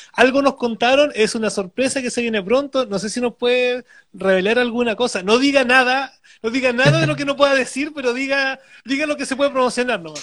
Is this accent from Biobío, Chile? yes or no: yes; Penco, Biobío, Chile; si bien no nací en Penco, muchos años de mi vida viví en Penco